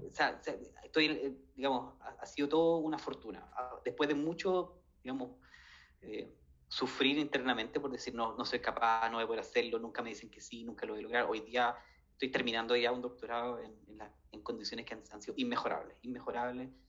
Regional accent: Chile; yo vengo de Chile

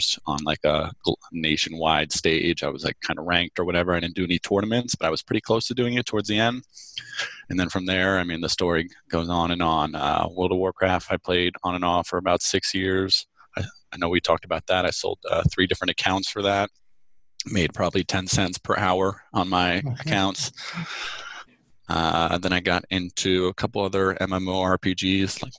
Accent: New Jersey, United States; I went into teaching as a substitute teacher first in my hometown in New Jersey

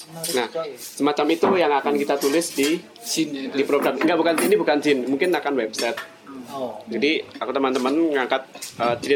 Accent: Java, Indonesia; now in Bali, Indonesia; aku aku orang Jawa tapi tinggal di Bali

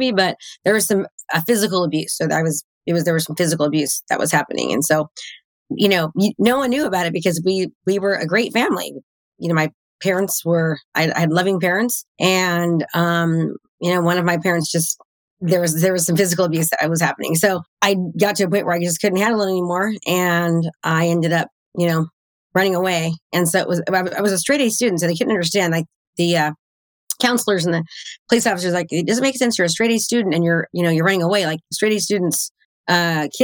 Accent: Concord, California, United States; now in Brentwood, United States; I grew up in Concord, California, and I live in Brentwood, California now

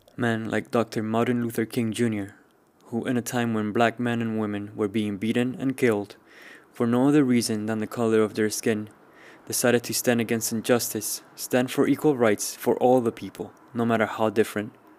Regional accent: Cuba; Growing up in Cuba

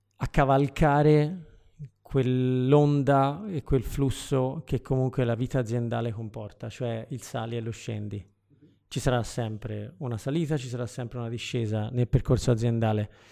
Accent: Florence, Tuscany, Italy; io sono di Firenze

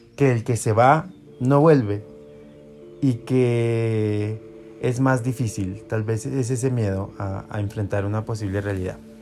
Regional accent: Colombia; lo estamos haciendo desde Colombia, somos colombianos

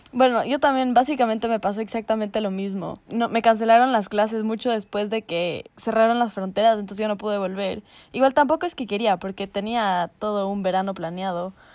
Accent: Ecuador; yo soy una mamacita ecuatoriana

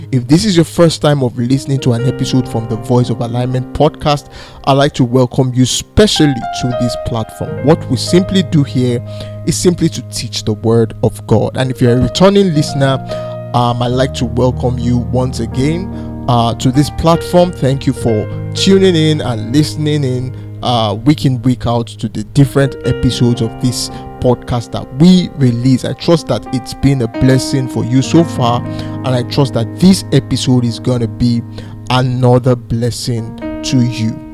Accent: Nigeria; I'm from Nigeria, I live in Nigeria, and I work from Nigeria

